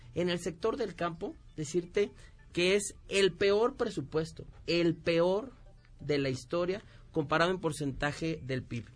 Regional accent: Michoacán, Mexico; yo vengo de Michoacán

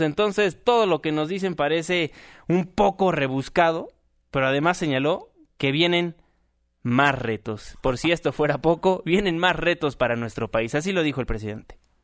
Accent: Mexico; como mexicanos

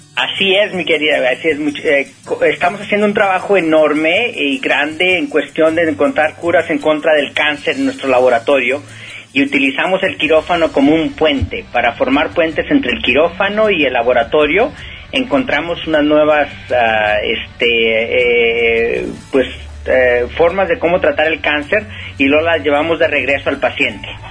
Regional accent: Mexico; moved away as an adult; also born or lived in San Joaquin Valley, California / Berkeley / Boston / San Francisco; now in United States; no por el hecho de que yo salí de México he dejado de ser mexicano

